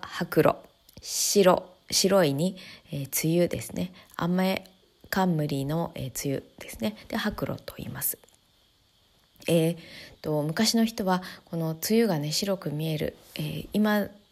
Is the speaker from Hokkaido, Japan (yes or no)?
no; Tokyo, Japan; moved away as an adult; now in Chiba, Japan; 私は東京で育って